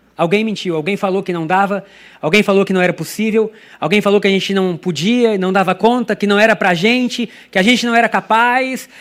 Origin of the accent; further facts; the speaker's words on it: Brazil; first language Portuguese; eu sou brasileiro, no meu país a gente fala português